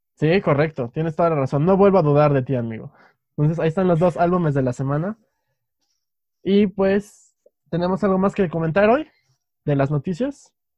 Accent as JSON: {"language": "Spanish", "country": "Mexico", "said": "somos dos chicos mexicanos que viven en un país"}